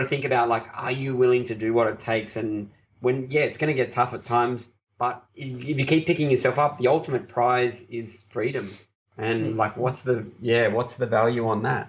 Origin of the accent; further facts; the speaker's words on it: Australia; I'm an Aussie